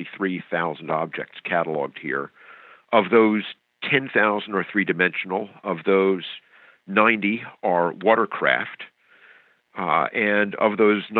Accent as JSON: {"language": "English", "region": "Pennsylvania", "country": "United States", "tie": "born or raised there", "said": "I was born and raised in Pennsylvania"}